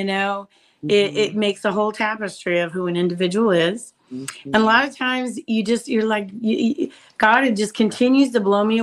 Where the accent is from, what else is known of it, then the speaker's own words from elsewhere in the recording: Idaho, United States; moved away; I was raised in Idaho